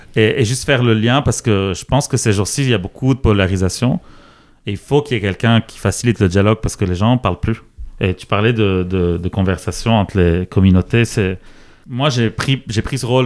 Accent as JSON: {"language": "French", "country": "Lebanon", "tie": "born or raised there", "moved": "as an adult", "lives_now": "Quebec, Canada", "said": "j'ai grandi au Liban jusqu'à 19 ans"}